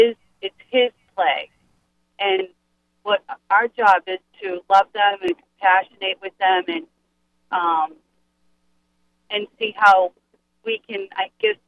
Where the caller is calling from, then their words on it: Worcester, Massachusetts, United States; Yes, I'm from Worcester.